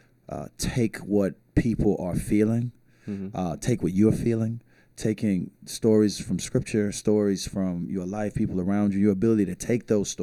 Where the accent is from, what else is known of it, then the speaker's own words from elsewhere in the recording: St. Petersburg, Florida, United States; now in Tampa, United States; I was born in St. Petersburg, Florida